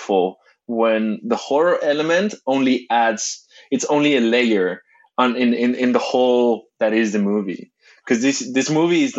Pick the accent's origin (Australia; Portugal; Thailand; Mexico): Mexico; As a Mexican